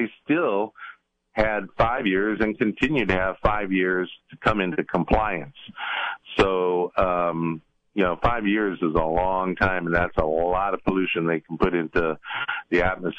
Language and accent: English; Richmond, California, United States; growing up in Richmond, you know, it has always had a reputation as a tough working class kind of place. When I was a child, it was a predominantly Euro-American city with a bunch of tough white boys, right?